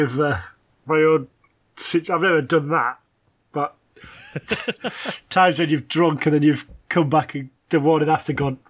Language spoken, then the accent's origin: English; England, United Kingdom; I was English